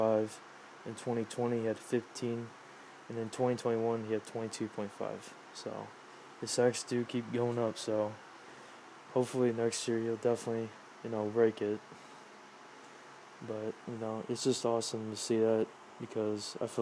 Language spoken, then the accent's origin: English; Ohio, United States; I'm from Ohio